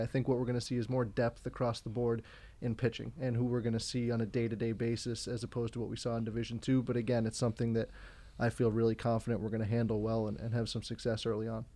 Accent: Braintree, Massachusetts, United States; I grew up in Braintree, Massachusetts

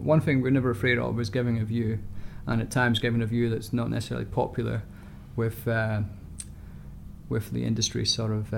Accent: Scotland, United Kingdom; moved away; I am Scottish

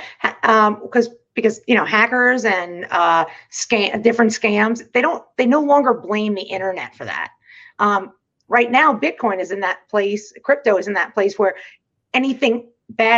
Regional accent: United States; we're American

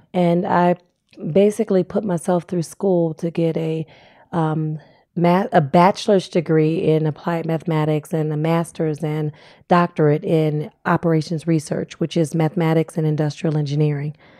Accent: Cleveland, Ohio, United States; moved away as an adult; now in Fayetteville, United States; I grew up in Cleveland, Ohio.

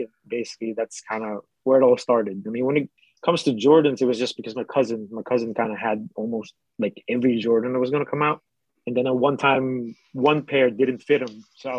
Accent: Philippines; moved away; I grew up in the Philippines.

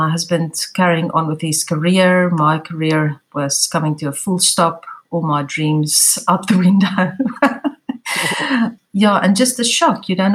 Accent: South Africa; I'm from South Africa. I live in Cape Town

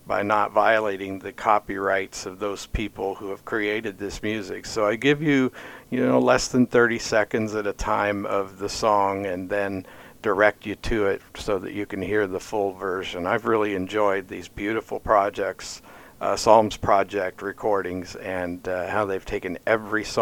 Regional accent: Pittsburgh, Pennsylvania, United States; also born or lived in Oklahoma; now in Jasper, Indiana, United States; I came to Oklahoma after growing up in Pittsburgh, Pennsylvania

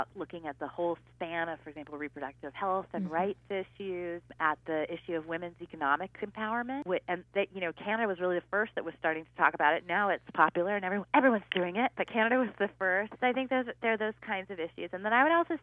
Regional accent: United States; I'm an American

